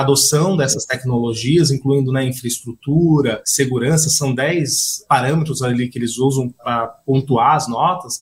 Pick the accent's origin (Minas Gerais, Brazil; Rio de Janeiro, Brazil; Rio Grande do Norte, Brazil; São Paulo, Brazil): São Paulo, Brazil; Osasco; Alphaville, é, vizinho de Osasco, onde eu nasci.